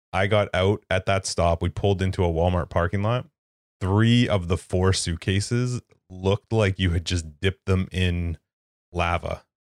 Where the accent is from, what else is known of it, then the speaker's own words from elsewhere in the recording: Canada; as a Canadian